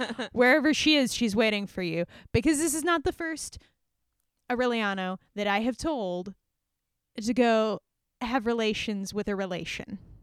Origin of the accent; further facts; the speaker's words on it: Hawaii, United States; we grew up in Hawaii